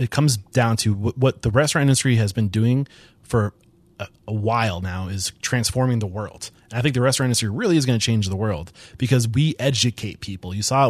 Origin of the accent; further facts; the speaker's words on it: New Hampshire, United States; from East Bumfuck, New Hampshire